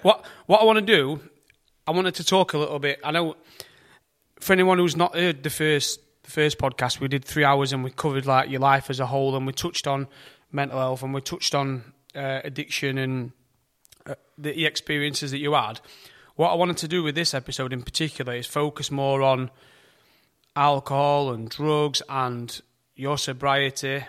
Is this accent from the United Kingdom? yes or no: yes; United Kingdom; we, we're, we're British